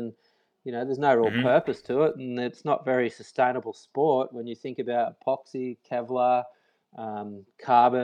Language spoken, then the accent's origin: English; Byron Bay, New South Wales, Australia; moved away as an adult; also born or lived in Sydney; I'm from a town called Byron Bay in Australia